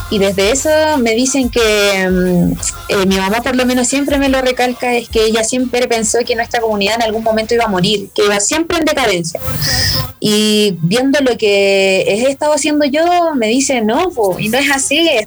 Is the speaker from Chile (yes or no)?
yes; Aymara village in Chile, northern Chile, Chile; hasta mi pueblo está bien, bien escondido, dejar un pueblo aymara